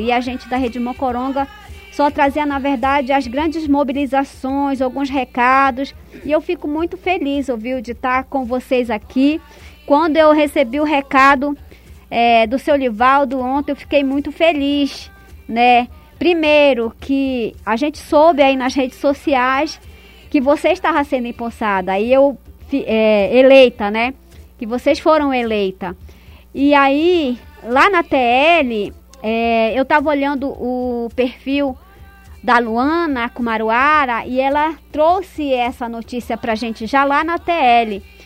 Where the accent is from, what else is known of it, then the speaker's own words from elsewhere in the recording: Santarém, Pará, Brazil; da minha terra, em especial Santarém